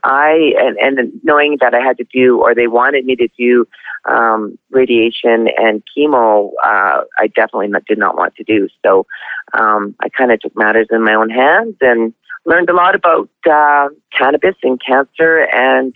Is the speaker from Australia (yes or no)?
no; Canada; also born or lived in Lethbridge, Alberta; I'm Canadian. I live in Lethbridge, Alberta.